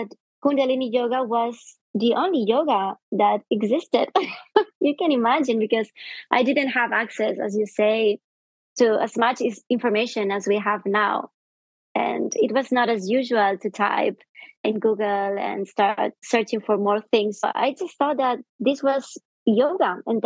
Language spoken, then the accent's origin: English; Andorra; the people who live here or were born here, we are very used to be a separate country